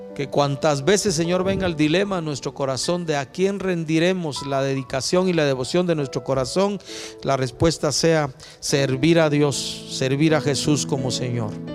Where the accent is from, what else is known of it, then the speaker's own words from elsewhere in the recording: Guatemala; como ciudadanos guatemaltecos